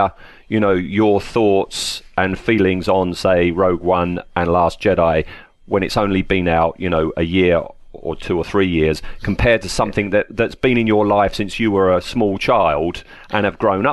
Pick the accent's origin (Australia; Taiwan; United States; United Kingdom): United Kingdom; England; I'm English